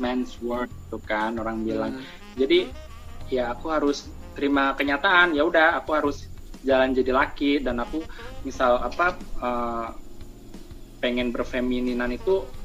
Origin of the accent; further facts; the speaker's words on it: Surakarta, Central Java, Indonesia; now in Jakarta, Indonesia; aku merantau ke Jakarta oh by aku dari Solo